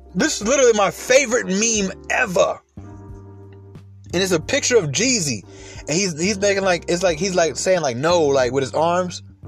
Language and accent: English; Atlanta, Georgia, United States; I live in Atlanta. I was raised in Atlanta